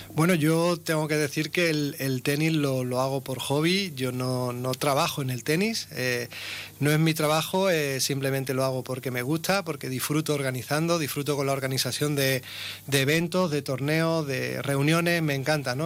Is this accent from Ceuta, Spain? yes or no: yes; Ceuta, Spain; yo soy un natural de Ceuta, nacido en el año 79. Llevo toda mi vida prácticamente aquí en Ceuta